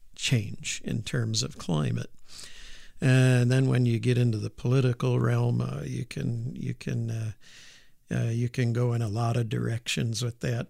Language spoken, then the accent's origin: English; Auburn, New York, United States; moved away as an adult; also born or lived in Moscow / Purdue; I grew up in upstate New York, uh, in a town called Auburn, which is, uh, right in the Finger Lakes.